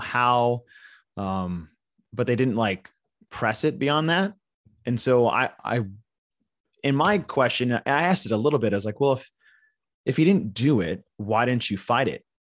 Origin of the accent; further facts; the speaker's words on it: Texas, United States; also born or lived in Arizona / California; I've been in Texas since I was nine